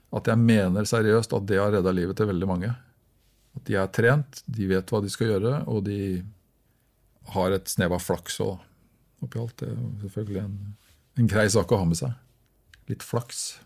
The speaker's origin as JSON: {"language": "Norwegian", "country": "Norway", "said": "jeg er nordmann"}